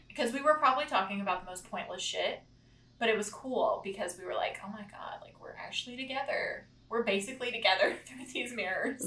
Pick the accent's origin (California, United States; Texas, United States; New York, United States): Texas, United States; Corsicana; we're from Corsicana